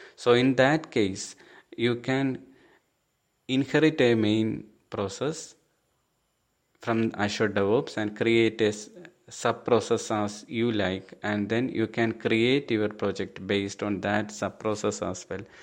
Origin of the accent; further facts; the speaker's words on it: Thiruvananthapuram, Kerala, India; I'm from Thiruvananthapuram, Kerala state